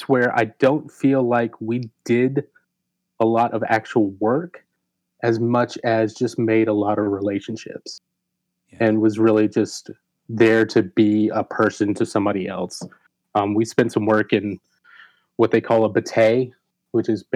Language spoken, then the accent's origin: English; Atlanta, Georgia, United States; now in Macon, United States; Born and raised in Georgia, grew up in Atlanta